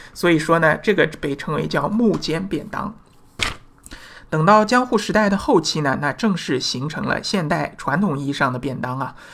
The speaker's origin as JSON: {"language": "Chinese", "country": "China", "said": "我们中国人"}